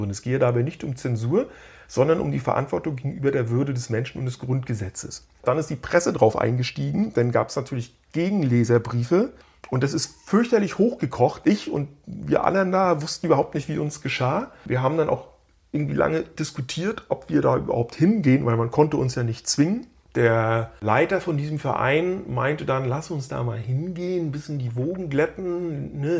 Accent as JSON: {"language": "German", "region": "Mecklenburg-Vorpommern", "country": "Germany", "tie": "born or raised there", "said": "die kommt auch aus, meiner, aus der Nähe meiner alten Heimat, die kommen aus Neubrandenburg"}